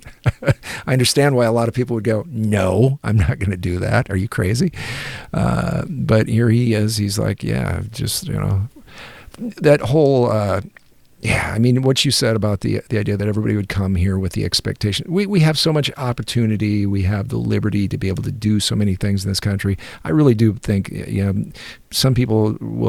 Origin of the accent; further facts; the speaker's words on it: United States; as an American